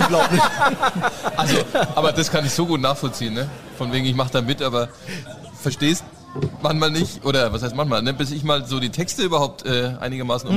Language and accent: German; Germany; Als Deutscher